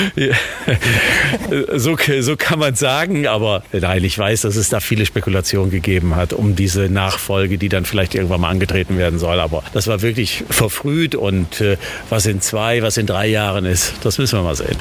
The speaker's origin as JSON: {"language": "German", "town": "Düsseldorf", "region": "North Rhine-Westphalia", "country": "Germany", "tie": "born or raised there", "also_born_or_lived": "Bremen", "moved": "as an adult", "said": "weil es eben meine Heimatstadt ist"}